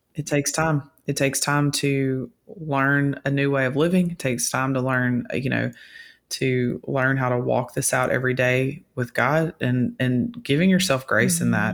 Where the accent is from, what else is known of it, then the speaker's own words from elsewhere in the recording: Louisiana, United States; I grew up in Louisiana hunting